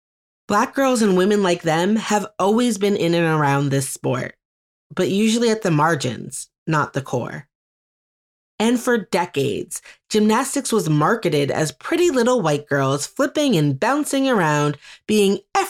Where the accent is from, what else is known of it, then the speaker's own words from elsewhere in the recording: Beaumont, Texas, United States; where I was born in Beaumont, Texas